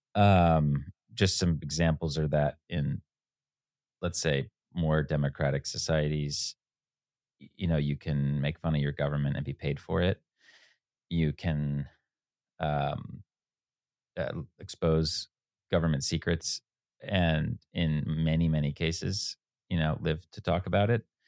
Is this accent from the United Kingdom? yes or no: no; United States; 15 year old kid growing up outside New York City